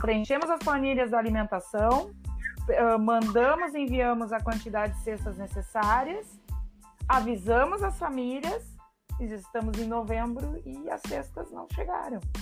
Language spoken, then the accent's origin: Portuguese; Salvador do Sul / Barbacena, Rio Grande do Sul, Brazil; Cristina é uma colega minha lá de Salvador Colocar do Sul, lá da onde eu venho, da minha terrinha lá de Barbacena